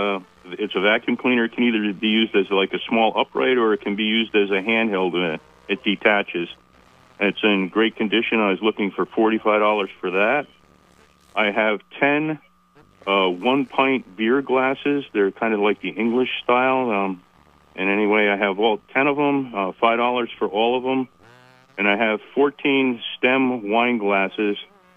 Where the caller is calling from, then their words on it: Williston, Vermont, United States; I'm calling from Williston.